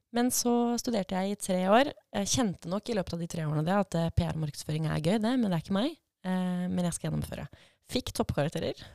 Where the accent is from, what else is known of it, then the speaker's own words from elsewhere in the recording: Fredrikstad, Østfold, Norway; also born or lived in Nesodden / Oslo / Edinburgh; now in Drammen, Norway; jeg er opprinnelig fra Fredrikstad, flytta til Nesodden